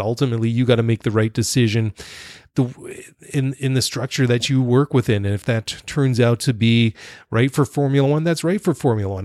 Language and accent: English; Canada; also born or lived in Netherlands; I'm Dutch Canadian